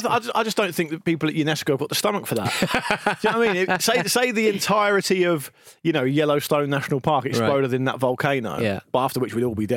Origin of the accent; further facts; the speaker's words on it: Portsmouth, South East England, United Kingdom; I'm from fucking Portsmouth.